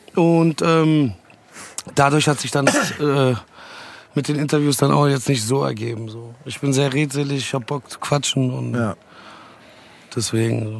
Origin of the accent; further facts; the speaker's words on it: Dietzenbach, Hesse, Germany; mit 13, 13 oder 14 gab es bei uns in Dietzenbach in der Schule